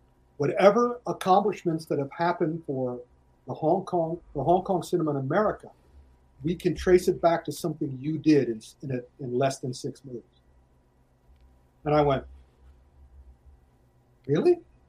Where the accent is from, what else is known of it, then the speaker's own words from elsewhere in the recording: United States; I'm honest, I am the American guy.